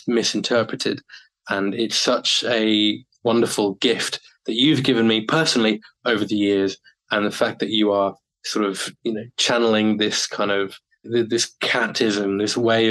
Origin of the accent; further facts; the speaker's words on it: United Kingdom; moved away as an adult; now in Japan; when I eventually do go back to the UK